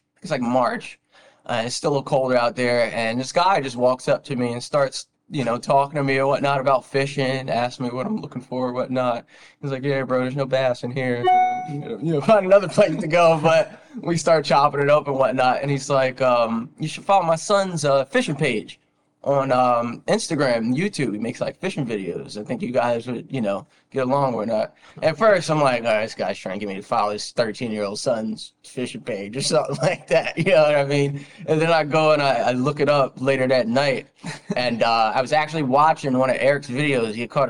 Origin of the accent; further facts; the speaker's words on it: Trenton, New Jersey, United States; You know, we're all from Jersey.